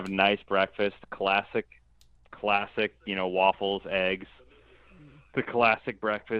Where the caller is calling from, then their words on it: Buffalo, New York, United States; calling from Buffalo, New York.